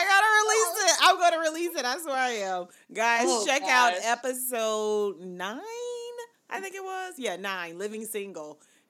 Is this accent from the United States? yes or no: yes; the South, United States; But I was cooking like I'm from the South.